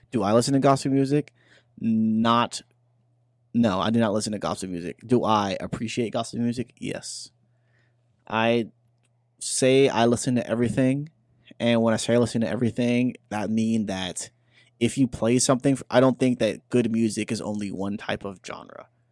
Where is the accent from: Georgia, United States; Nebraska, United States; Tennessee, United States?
Tennessee, United States; Memphis; accent: Memphis; moved away as an adult; that's my hometown.